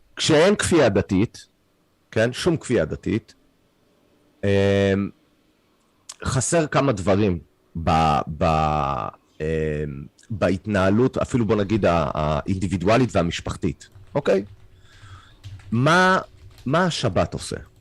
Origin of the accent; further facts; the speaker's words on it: Canada; Hebrew is a second language; now in Israel; אני קנדי, העברית שלי לא משהו